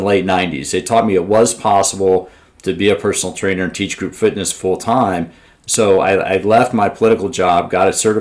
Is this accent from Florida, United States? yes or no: no; Washington, District of Columbia, United States; I grew up in the Washington, D.C. area